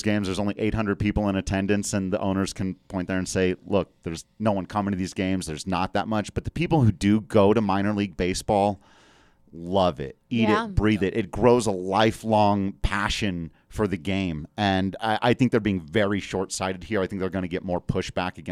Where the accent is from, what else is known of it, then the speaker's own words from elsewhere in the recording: Grand Junction, Colorado, United States; my hometown Grand Junction Rockies